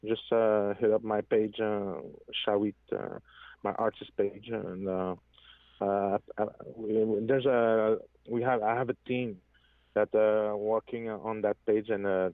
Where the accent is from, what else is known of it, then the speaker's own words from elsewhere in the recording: Innu First Nations, Quebec, Canada; first language French; English is a second language; also born or lived in Montreal; French is my native language, my native tongue.